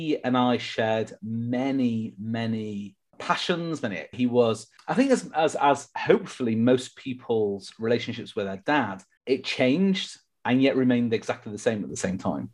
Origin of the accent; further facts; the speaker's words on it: Manchester, North West England, United Kingdom; moved away as an adult; now in Las Vegas, United States; I moved from Manchester, England, where I was born, to Las Vegas, Nevada in 2013, and I've been living here ever since